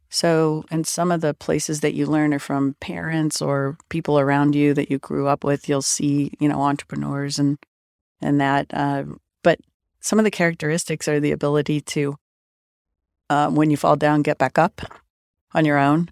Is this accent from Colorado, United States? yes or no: yes; Denver, Colorado, United States; I grew up kind of in South Denver.